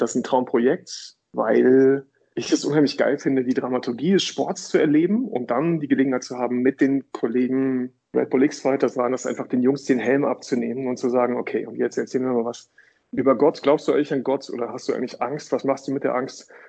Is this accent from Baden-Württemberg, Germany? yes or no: no; Datteln, North Rhine-Westphalia, Germany; Ich komme aus Datteln, so von, der, von Nordtipp für das Ruhrgebiet.